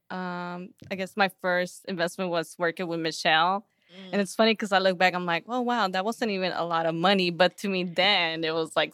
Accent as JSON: {"language": "English", "town": "Houston", "region": "Texas", "country": "United States", "tie": "born or raised there", "said": "Houston, Texas. Shout out H Town."}